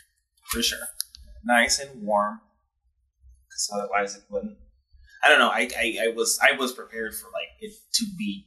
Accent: Minnesota, United States; we're from Minnesota

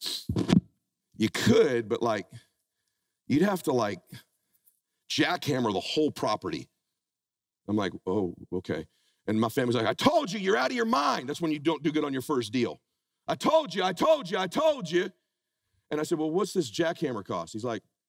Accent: Pomona, California, United States; now in Laguna Beach, United States; I met my wife, we grew up in Pomona

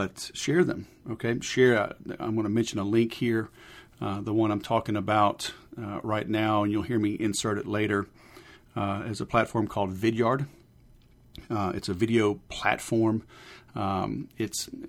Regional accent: Baton Rouge, Louisiana, United States; moved away; also born or lived in Houston, Texas; Fellow Southerner. I grew up in Baton Rouge and then Houston

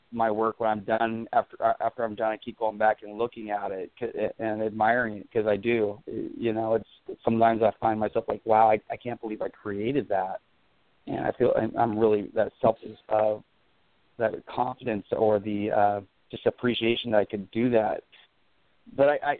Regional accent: Port Gamble S'Klallam reservation, near Seattle, Washington, United States; my tribe is Port Gamble's Plum Tribe. We're up about an hour and a half outside of out of Seattle there, and grew up on my reservation

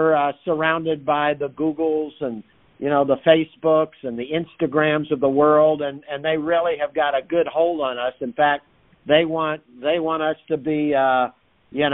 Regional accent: Fort Lauderdale, Florida, United States; also born or lived in Detroit, Michigan; my mom and dad moved to Florida when I was quite small from Motown, Detroit, Michigan

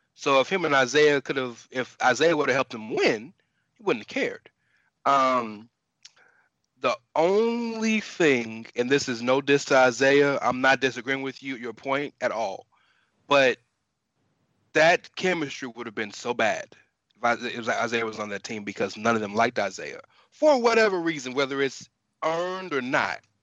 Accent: Houston, Texas, United States; I'm born and raised in Houston

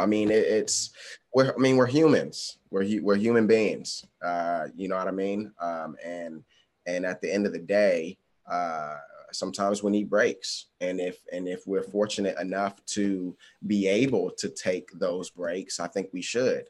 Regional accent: Washington, District of Columbia, United States; also born or lived in Los Angeles; my hometown

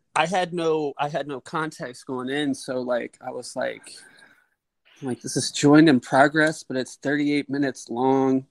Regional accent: Cincinnati, Ohio, United States; we're from Cincinnati.

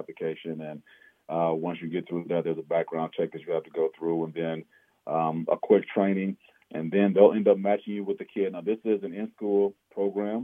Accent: Omaha, Nebraska, United States; we grew up in Omaha

